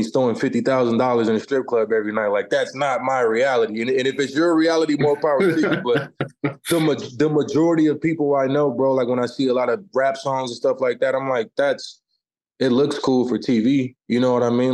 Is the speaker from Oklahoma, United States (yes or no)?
no; Omaha, Nebraska, United States; my hometown of Omaha